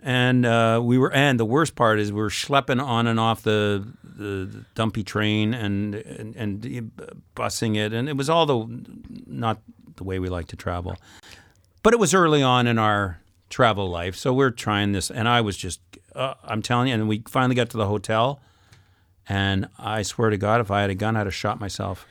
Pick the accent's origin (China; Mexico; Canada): Canada; I come from Canada.